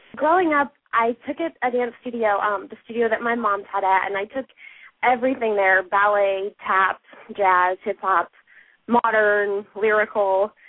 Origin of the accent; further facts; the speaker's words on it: Aurora, Colorado, United States; moved away as an adult; now in Los Angeles, United States; I was born in Aurora, Colorado, and I grew up dancing there.